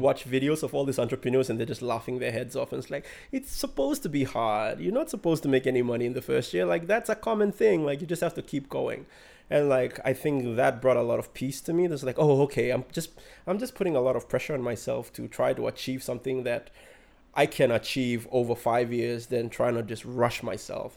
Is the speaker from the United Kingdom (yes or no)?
no; Central Province, Papua New Guinea; I'm from Kyrgyzstan